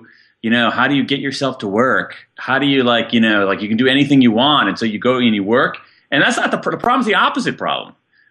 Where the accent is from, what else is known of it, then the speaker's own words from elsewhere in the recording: Columbus, Ohio, United States; I grew up in Central Ohio, Columbus, Ohio.